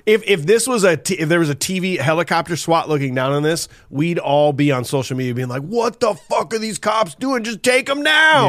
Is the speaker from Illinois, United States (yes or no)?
no; Iowa, United States; we're from Iowa